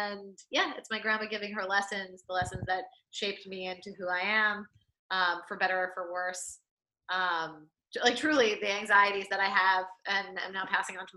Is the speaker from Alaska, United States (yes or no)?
no; New York City, New York, United States; I'm from New York City. I grew up in the city